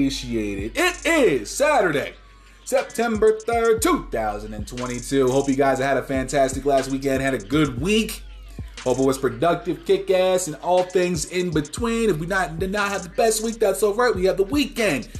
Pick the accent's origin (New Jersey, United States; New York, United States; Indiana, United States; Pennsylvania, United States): New Jersey, United States; Toms River; moved away; Where I'm from, where I live in Toms River, is a bit of a drive in and of itself